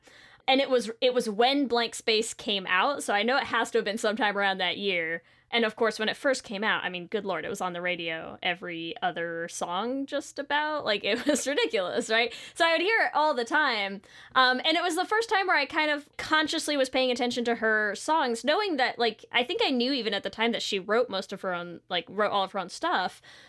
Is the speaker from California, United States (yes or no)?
no; near Mohegan Sun, Connecticut, United States; close to my hometown.